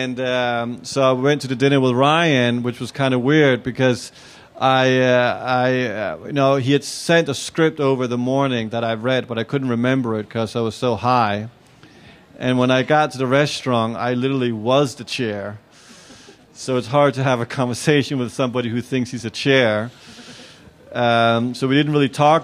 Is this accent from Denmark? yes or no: yes; Copenhagen, Capital Region of Denmark, Denmark; I'm from Copenhagen. I live in Copenhagen.